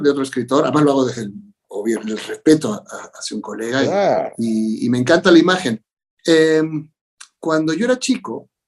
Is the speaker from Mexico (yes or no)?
yes; Mexico; pero yo crecí en México sintiéndome un latinoamericano, alguien cuyo país eran todos los que hablaban este idioma.